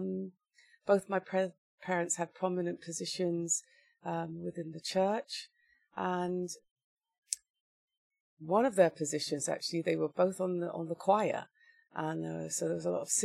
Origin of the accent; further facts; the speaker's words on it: Wiltshire, South West England, United Kingdom; I was born and raised in Wiltshire, in a small town near Bath